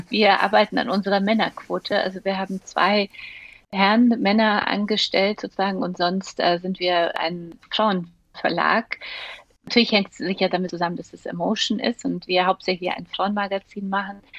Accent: Munich, Bavaria, Germany; Und ich bin ja in München aufgewachsen

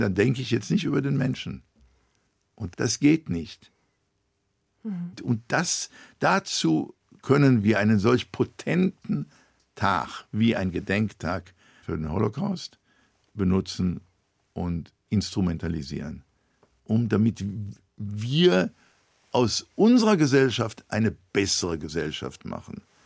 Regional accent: Israel; moved away as an adult; now in London, United Kingdom; ich bin in damals noch Palästina geboren

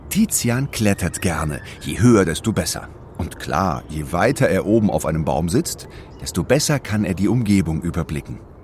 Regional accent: Germany; Bei uns in Deutschland

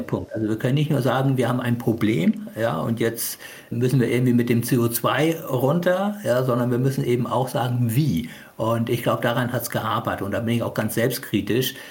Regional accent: Hamburg, Germany; now in Kiel, Germany; Ich bin zwar in Hamburg äh, geboren, aber ich habe natürlich eine Beziehung zu Pakistan

